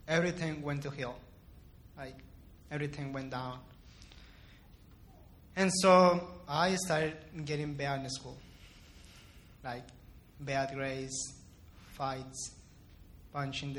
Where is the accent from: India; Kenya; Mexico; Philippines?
Mexico; Ciudad Juárez, Chihuahua; also born or lived in El Paso, Texas, United States; I was born in El Paso, but after that, my family and I moved to Juarez, and I lived there all my entire life. I grew up there